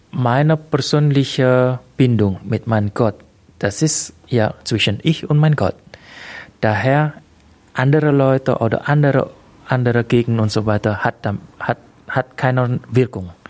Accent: Indonesia; now in Germany; Ich muss ehrlich sagen, okay, trotzdem meine Heimat ist in Indonesien, weil ich Indonesier bin. Äh, hier ist quasi meine zweite Heimat

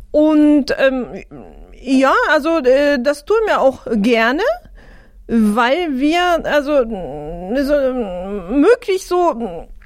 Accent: Japan; moved away as an adult; now in Germany; Ja, also ich bin in Japan geboren worden und ich bin in Japan groß geworden. Also äh, ich habe ganz normal Schule besucht und Abitur gemacht und nach dem Abitur zum Studieren bin ich nach Deutschland gekommen.

